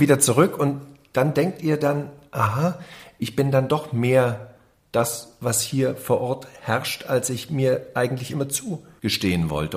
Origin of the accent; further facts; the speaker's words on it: Reichenbach im Vogtland, Saxony, Germany; also born or lived in Dresden; Ich bin in Dresden geboren, habe da ein Jahr gewohnt, danach war ich äh, in Reichenbach im Vogtland zu Hause.